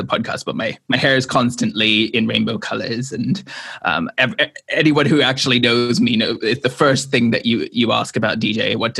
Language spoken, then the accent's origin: English; Hong Kong; and I was raised partially in Hong Kong.